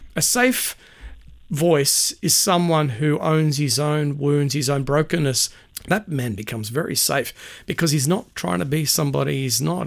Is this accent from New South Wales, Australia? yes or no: yes; Sydney, New South Wales, Australia; moved away as an adult; also born or lived in Perth; now in Brisbane, Australia; Born and raised on the North Shore of Sydney